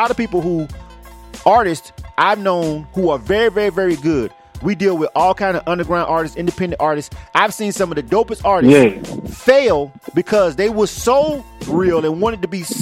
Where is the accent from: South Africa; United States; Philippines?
United States; Panama City, Florida; moved away as an adult; now in Atlanta, United States; I'm from Panama City, Florida